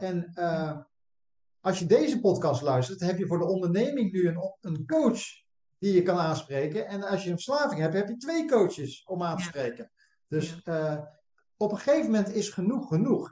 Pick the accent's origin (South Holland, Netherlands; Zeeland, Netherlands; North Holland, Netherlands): South Holland, Netherlands; Westland; wij komen uit het Westland, hè, hier onder Den Haag.